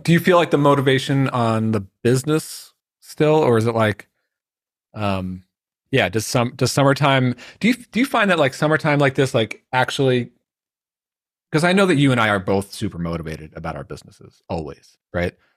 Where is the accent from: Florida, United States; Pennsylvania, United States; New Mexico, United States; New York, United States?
New York, United States; Long Island; growing up in Long Island